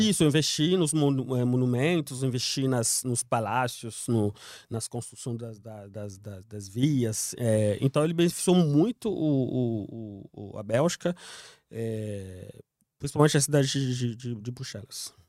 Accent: Kinshasa, DR Congo; Portuguese is a second language; moved away as an adult; now in São Paulo, Brazil; Kinshasa, a cidade onde eu nasci também

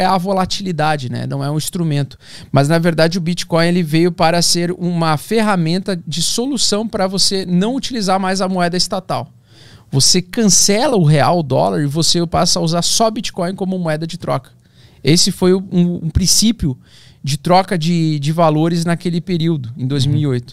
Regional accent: Vera Cruz, Rio Grande do Sul, Brazil; eu nasci no interior do Rio Grande do Sul, então, tipo, uma cidade de 20 mil habitantes

